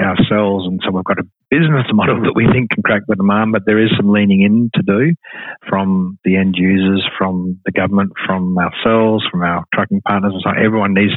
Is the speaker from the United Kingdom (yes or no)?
no; Australia; moved away as an adult; now in New Zealand; I'm originally Australian and moved here in 2012 and moved here for a reason.